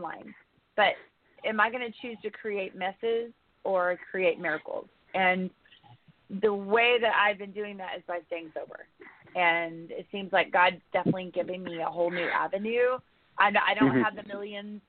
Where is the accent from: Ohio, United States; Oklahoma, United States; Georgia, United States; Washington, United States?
Oklahoma, United States; moved away as an adult; also born or lived in Texas / California / Los Angeles; I came from Oklahoma